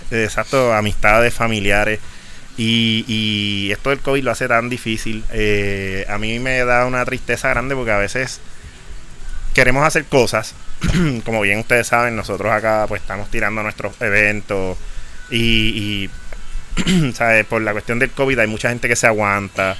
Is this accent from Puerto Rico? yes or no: yes; Puerto Rico; para unas cosas somos parte de Estados Unidos y para otras no